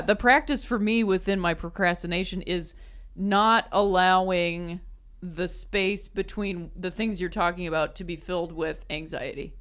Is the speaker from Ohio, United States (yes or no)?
yes; Akron, Ohio, United States; moved away as an adult; also born or lived in South Bend, Indiana / Chicago; I was born and raised in Akron